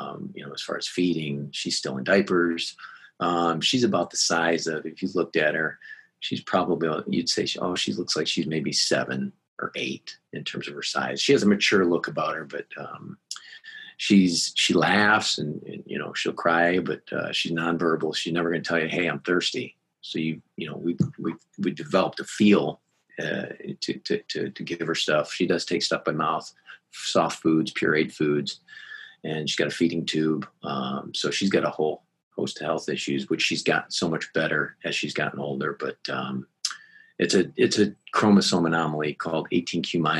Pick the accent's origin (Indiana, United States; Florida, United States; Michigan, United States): Michigan, United States; Gaylord; I grew up in Gaylord, Michigan, small high school